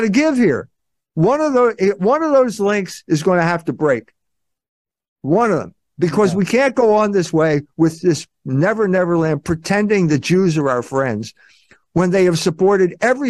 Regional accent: Philadelphia, Pennsylvania, United States; I grew up in Philadelphia

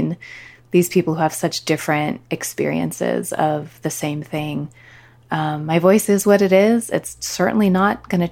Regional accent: California, United States; I was born and raised in California

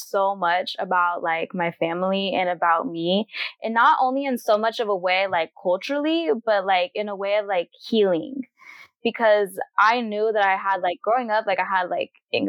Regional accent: Corona, California, United States; also born or lived in Long Beach, California / Orange County, California; I was raised in Corona, which is in the Inland Empire, which is another county here in California.

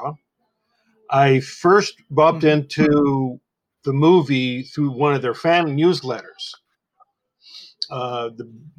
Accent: Santa Monica, California, United States; I was born and raised in Santa Monica

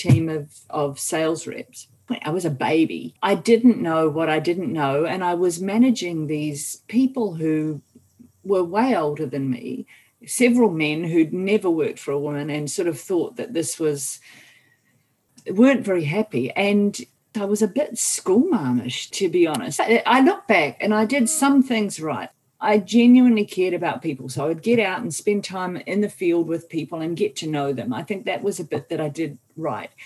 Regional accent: New Zealand; I'm a New Zealander

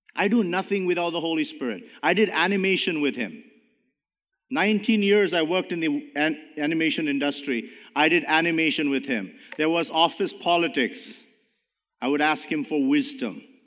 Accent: India; now in Canada; even though I'm brown, I'm a Canadian. I'm not Indian anymore.

